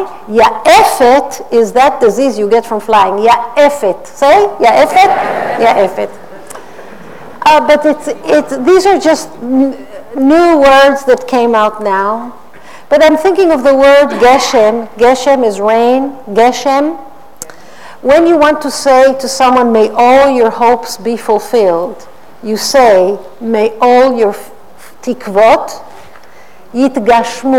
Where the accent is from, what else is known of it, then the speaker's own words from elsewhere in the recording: Israel; accent: Israeli; worked toward Californian; English is a second language; also born or lived in California, United States; the Israeli accent comes back